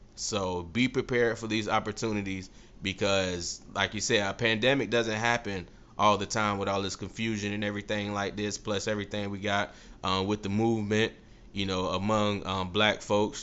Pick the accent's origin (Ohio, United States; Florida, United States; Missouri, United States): Florida, United States; Tampa; I was born and raised in Tampa, Florida, do this podcast out of Tampa, Florida